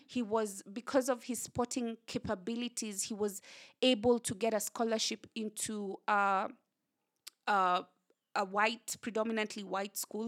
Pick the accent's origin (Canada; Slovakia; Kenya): Kenya; whatever challenges that we have as Kenyan, young Kenyans